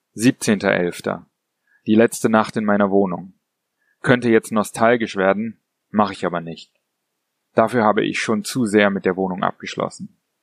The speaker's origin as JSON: {"language": "German", "region": "Berlin", "country": "Germany", "moved": "yes", "said": "Ich bin Berliner und habe die Stadt schon oft verlassen"}